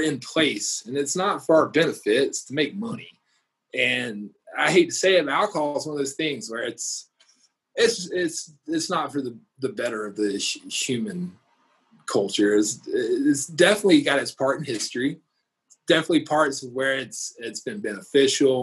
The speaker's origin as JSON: {"language": "English", "region": "Georgia", "country": "United States", "moved": "yes", "lives_now": "Denver, United States", "said": "I'm from Georgia. My family grew up in the Bible Belt"}